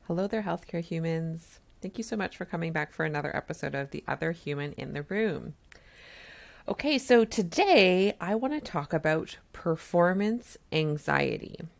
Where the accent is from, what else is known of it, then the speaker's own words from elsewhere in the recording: Canada; I'm a Canadian family physician